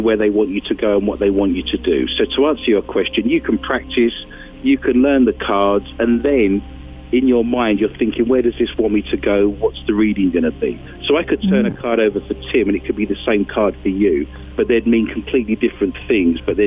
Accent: London, United Kingdom; moved away; I'm from London, and I was actually a history professor

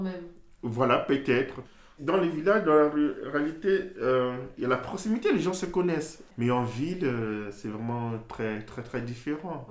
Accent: Brazzaville, Republic of the Congo; moved away as an adult; now in Pouilly, France; Je suis né à Brazzaville même

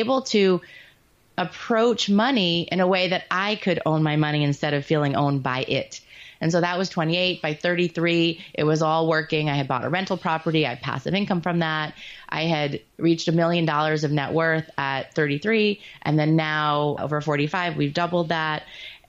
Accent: New York, United States; I'm Jewish and from New York

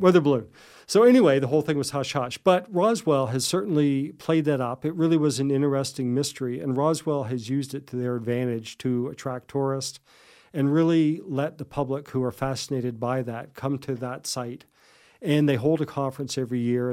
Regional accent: Digby, Nova Scotia, Canada; now in Yarmouth, Canada; I grew up in Digby

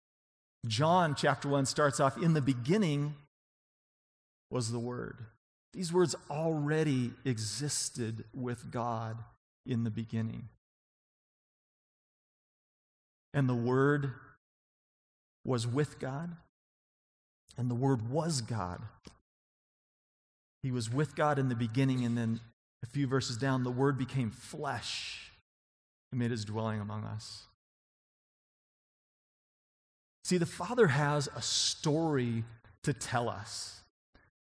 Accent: on the Idaho border, Washington, United States; now in Colorado, United States; I'm from Washington State, right on the Idaho border.

